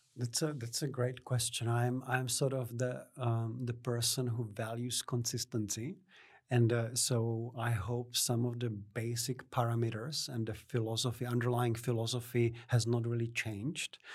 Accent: Czechia; moved away as an adult; also born or lived in Hamilton, New Zealand; now in Canberra, Australia; from the Czech Republic, where I'm originally from. I was born in Czechoslovakia.

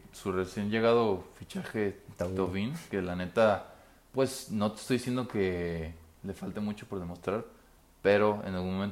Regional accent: Mexico; como mexicano te puedo decir que el 2014 me gustó más

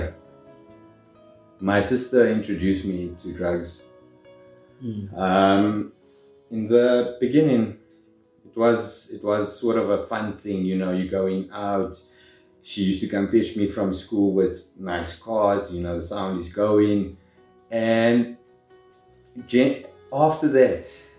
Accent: Johannesburg, Gauteng, South Africa; I was born in Johannesburg South. I spent most of my life there.

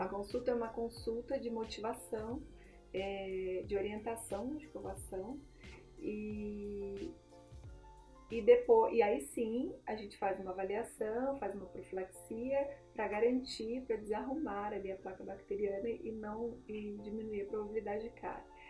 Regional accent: Nova Friburgo, Rio de Janeiro, Brazil; moved away as an adult; now in São Paulo, Brazil; eu sou de Nova Friburgo, do interior do Rio, e, e, aí eu me casei, vim morar aqui em São Paulo

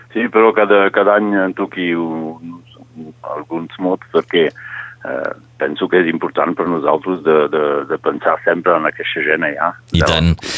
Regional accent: Catalans, Occitania, France; aquí també som catalans

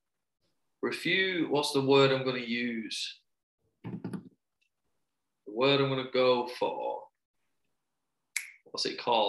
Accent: England, United Kingdom; we're English

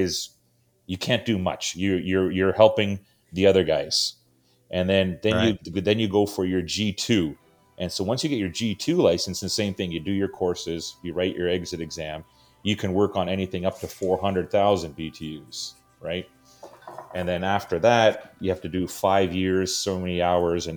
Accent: Canada; growing up in Canada, everything was hockey

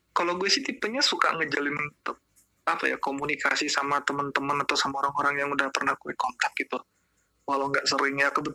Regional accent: Serang, Banten, Indonesia; asal gue dari Serang, Banten.

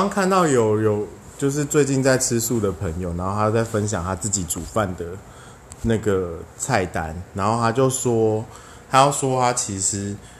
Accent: Taiwan; 我们台湾人真的是走很前面

